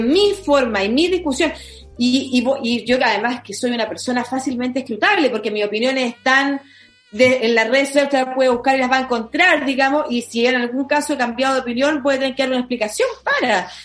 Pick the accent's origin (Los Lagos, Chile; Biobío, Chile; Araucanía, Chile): Biobío, Chile; Concepción; now in Santiago, Chile; yo que soy de Concepción